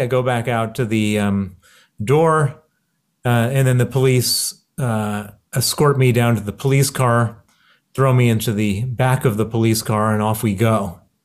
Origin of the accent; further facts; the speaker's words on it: Chicago, Illinois, United States; accent: American; you can hear my accent. It's American. I grew up in Chicago